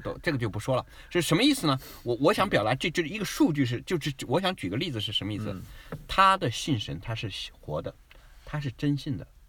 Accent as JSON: {"language": "Chinese", "country": "China", "tie": "born or raised there", "also_born_or_lived": "Shanghai, China", "moved": "as an adult", "lives_now": "Adelaide, Australia", "said": "我是一个华裔嗯。所以我长期是生活在那种，我比如说前三十年我的前半生是完全在中国长大的"}